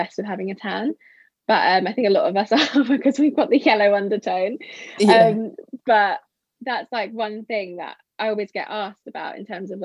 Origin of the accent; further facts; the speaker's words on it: United Kingdom; also born or lived in Porto, Portugal; I hated being the Brit